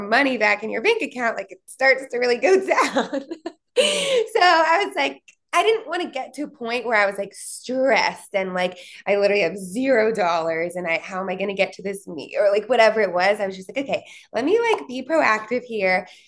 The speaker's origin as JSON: {"language": "English", "town": "Philadelphia", "region": "Pennsylvania", "country": "United States", "tie": "born or raised there", "also_born_or_lived": "New Jersey / Atlanta", "moved": "as an adult", "lives_now": "Indiana, United States", "said": "I was from Pennsylvania"}